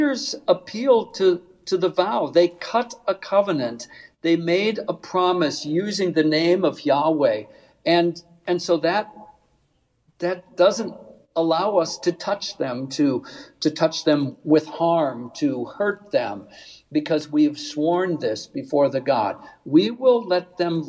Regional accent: Northeast Nebraska, United States; I grew up in Northeast Nebraska

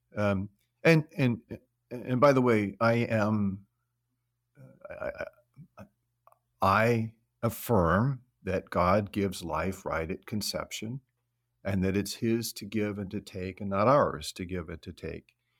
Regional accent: California, United States; moved away as an adult; now in Forest Park, United States; We're originally from California

